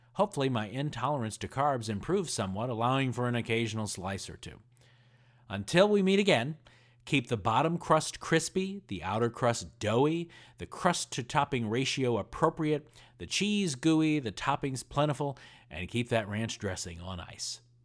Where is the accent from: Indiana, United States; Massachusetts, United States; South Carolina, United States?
Indiana, United States; I grew up in Indiana